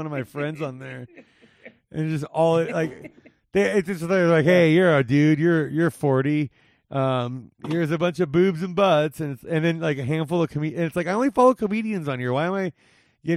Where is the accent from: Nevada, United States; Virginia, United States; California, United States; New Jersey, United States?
Nevada, United States; Las Vegas; the Las Vegas Raiders, my hometown